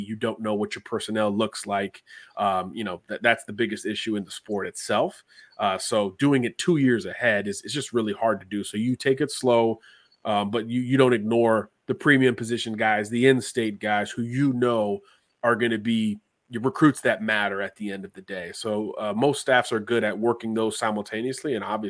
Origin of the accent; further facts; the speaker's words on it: Florida, United States; You know, this state, my home state, is not known for producing a lot of big time quarterback recruits.